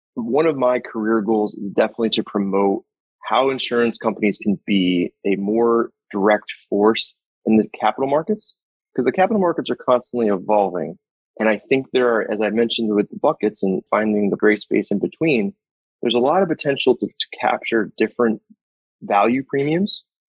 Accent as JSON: {"language": "English", "town": "Saratoga Springs", "region": "New York", "country": "United States", "tie": "born or raised there", "said": "my hometown is a upstate New York, in upstate New York, called Saratoga Springs"}